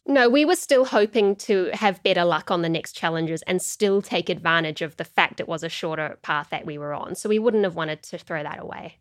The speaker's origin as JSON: {"language": "English", "country": "New Zealand", "said": "I was from New Zealand and I lived in this part of the world"}